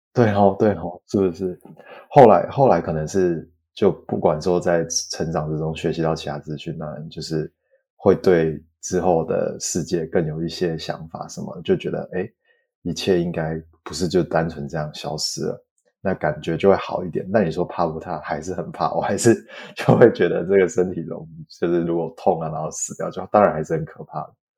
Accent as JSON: {"language": "Chinese", "country": "Taiwan", "tie": "born or raised there", "moved": "yes", "lives_now": "United States", "said": "因为在台湾成长大的话，那同样也是有接受这种比较道佛融合的"}